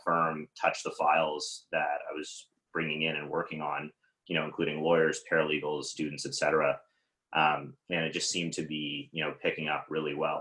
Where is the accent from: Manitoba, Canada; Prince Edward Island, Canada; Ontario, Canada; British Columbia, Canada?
Ontario, Canada; Toronto; also born or lived in Ottawa; I was in Ottawa at the time and I'm from Toronto